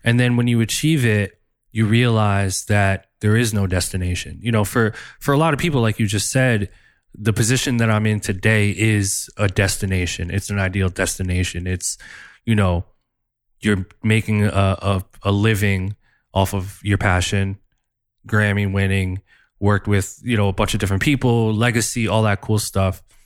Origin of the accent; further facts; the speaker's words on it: New Jersey, United States; in the hood in Jersey where I grew up